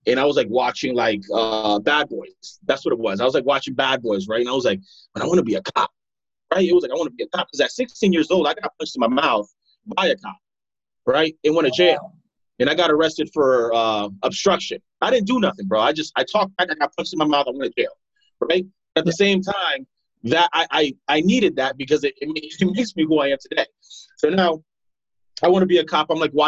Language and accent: English; Broward County, Florida, United States; also born or lived in Providence, Rhode Island / Pompano Beach, Florida / Deerfield Beach, Florida; When I came here, I grew up pretty much here in Broward County, Florida